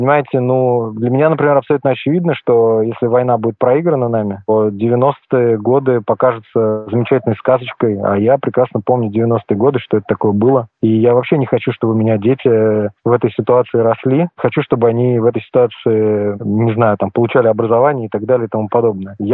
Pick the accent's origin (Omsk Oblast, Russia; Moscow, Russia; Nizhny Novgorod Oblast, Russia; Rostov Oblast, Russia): Moscow, Russia; но я коренной москвич, и для меня мой родной город, и уж тем более Кремль, это особое место.